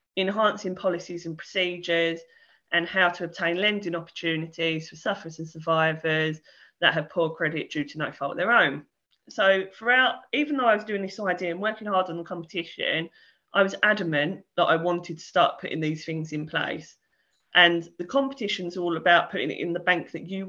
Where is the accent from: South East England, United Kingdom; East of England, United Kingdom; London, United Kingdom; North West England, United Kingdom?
East of England, United Kingdom; Essex; I'm from Essex